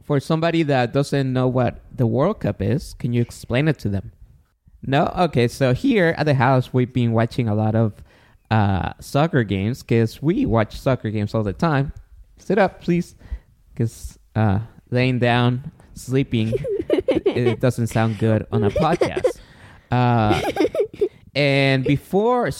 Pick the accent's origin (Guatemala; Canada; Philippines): Guatemala; now in United States; I was born in Guatemala